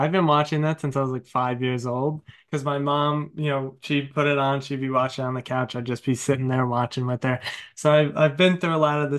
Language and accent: English; New York, United States; I'm from New York, but I'm from Long Island, Suffolk